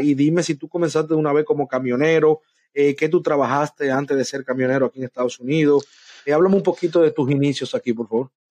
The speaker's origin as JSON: {"language": "Spanish", "country": "Dominican Republic", "also_born_or_lived": "New York", "moved": "as an adult", "lives_now": "Florida, United States", "said": "yo soy de República Dominicana"}